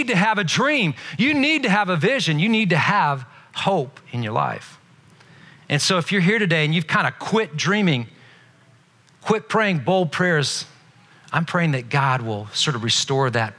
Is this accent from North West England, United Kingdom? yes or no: no; Belfast, Northern Ireland, United Kingdom; moved away; I'm not from this country. I wasn't born here. I was born in Northern Ireland. I was born in Belfast